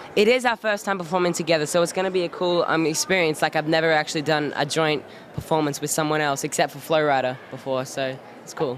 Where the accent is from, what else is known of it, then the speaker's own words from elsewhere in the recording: Australia; moved away; am from Australia. You can tell by my accent